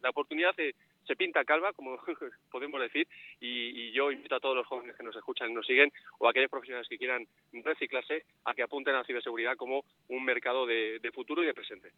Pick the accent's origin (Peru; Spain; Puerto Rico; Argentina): Spain; Madrid, Community of Madrid; now in León, Spain; yo soy madrileño y de la Leti